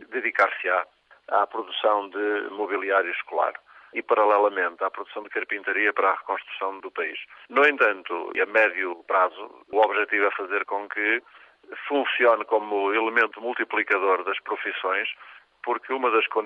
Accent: Paredes, Norte, Portugal; Eu sou natural de Paredes. Paredes eh, é conhecido hoje como a Rota dos Móveis.

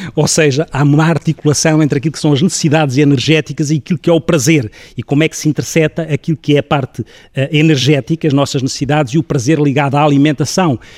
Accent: Ribatejo, Portugal; sou ribatejano

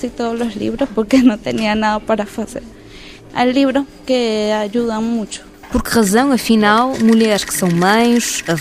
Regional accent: Colombia; Sou colombiana.

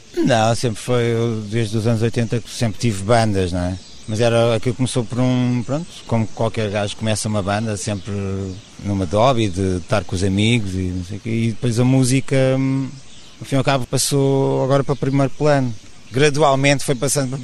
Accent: Lisbon, Portugal; somos de Lisboa, fazemos música de Lisboa

